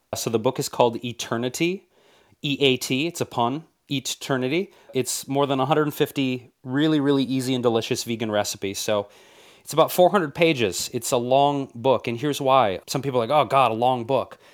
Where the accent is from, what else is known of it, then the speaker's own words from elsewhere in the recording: Detroit, Michigan, United States; moved away; growing up in Detroit, which always has my heart as my home city